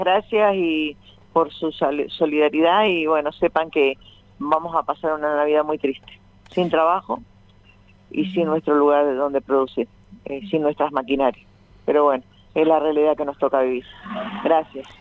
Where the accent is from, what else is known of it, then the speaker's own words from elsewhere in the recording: Avellaneda, Buenos Aires Province, Argentina; yo soy nacida en Villa Corina